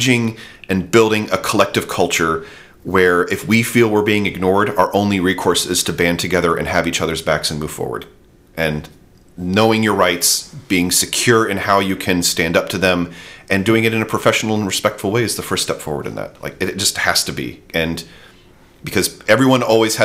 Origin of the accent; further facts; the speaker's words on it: United States; as an American